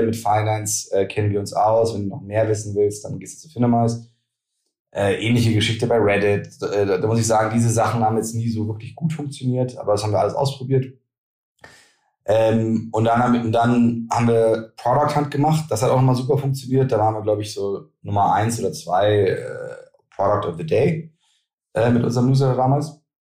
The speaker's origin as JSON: {"language": "German", "country": "Germany"}